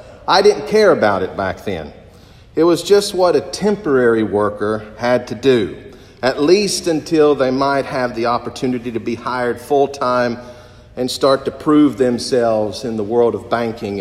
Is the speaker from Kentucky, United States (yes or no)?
yes; Corbin, Kentucky, United States; a local bank in my hometown, the First National Bank of Corbin, Kentucky